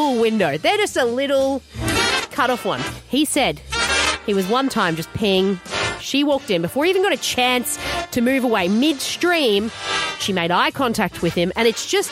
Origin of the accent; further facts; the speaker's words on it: Queensland, Australia; I thought we could have a crack at it as Queenslanders.